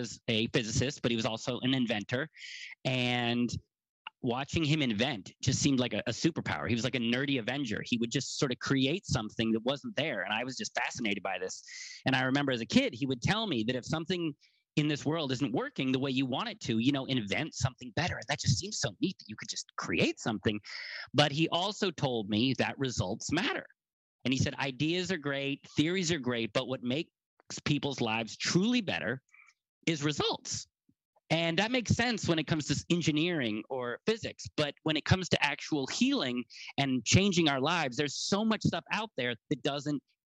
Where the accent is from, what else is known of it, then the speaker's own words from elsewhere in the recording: United States; I'm an American